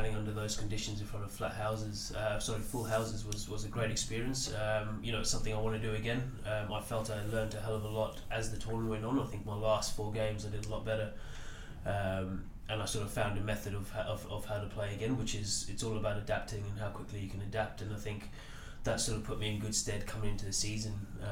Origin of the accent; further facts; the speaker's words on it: South Africa; moved away; I grew up in South Africa, so you grew up watching some of the South African players.